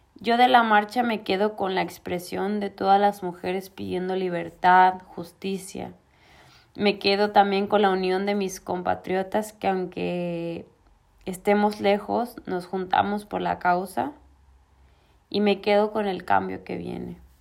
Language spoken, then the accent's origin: Spanish; Guadalajara, Jalisco, Mexico; moved away as an adult; now in Málaga, Spain; soy de Guadalajara y vivo en Málaga, España desde hace ya casi cuatro años